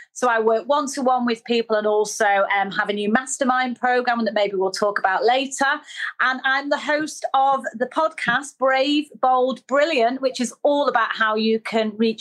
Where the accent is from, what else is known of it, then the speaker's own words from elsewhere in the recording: Manchester, North West England, United Kingdom; accent: northerner; I was brought up in Manchester